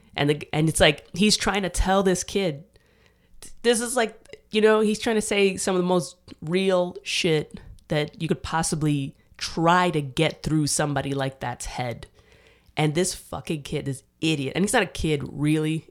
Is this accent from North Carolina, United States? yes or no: no; New York City, New York, United States; moved away as an adult; also born or lived in Dominican Republic; now in Austin, United States; I grew up in New York